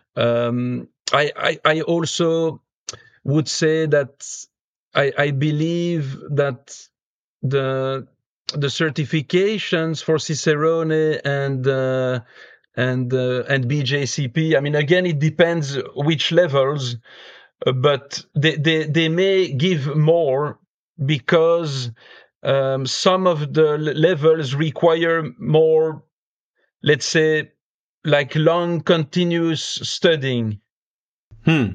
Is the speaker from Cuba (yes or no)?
no; Belgium; also born or lived in United States; now in Finland; I grew up in Belgium, and nowadays I live in Finland